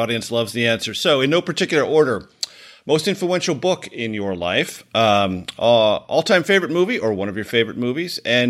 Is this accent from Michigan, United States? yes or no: no; Southern California, United States; I grew up in Southern California.